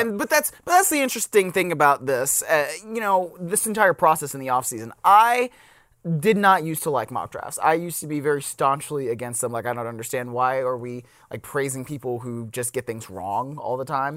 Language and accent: English; Cleveland, Ohio, United States; I'm from Cleveland